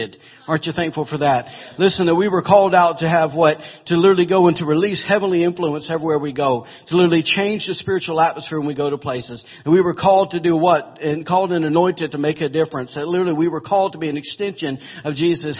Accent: the South, United States; I'm from the South

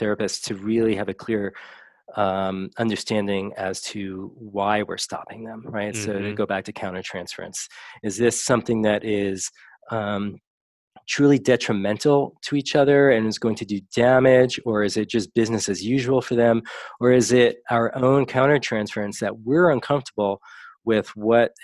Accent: New York, United States; I grew up in New York. My father was from the Bronx and my mother was from Brooklyn

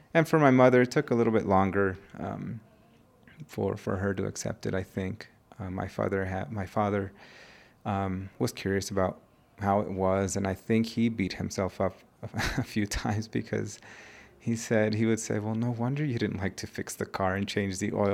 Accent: California, United States; now in Mexico; an immigrant growing up in the United States. I moved to the United States when I was one

